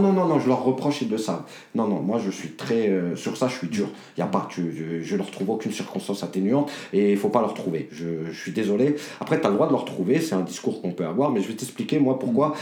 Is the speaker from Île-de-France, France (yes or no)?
yes; Dammarie-lès-Lys, Île-de-France, France; now in Choisy-le-Roi, France; il y a des petites villes comme chez nous, à Damarie, c'est 28 000 habitants